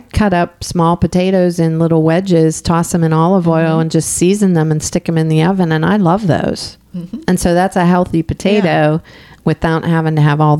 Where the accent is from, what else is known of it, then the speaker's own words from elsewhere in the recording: Pittsburgh, Pennsylvania, United States; accent: Pittsburgh; my Pittsburgh accent comes out sometimes.